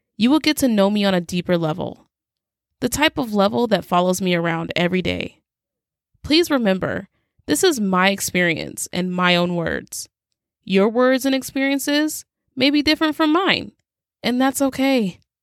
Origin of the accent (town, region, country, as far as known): Nebraska, United States